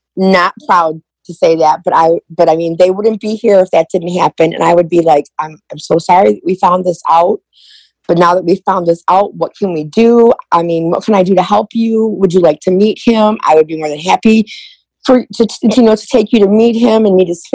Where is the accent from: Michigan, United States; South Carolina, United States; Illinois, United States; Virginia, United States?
Michigan, United States; Romeo; I am from Romeo, Michigan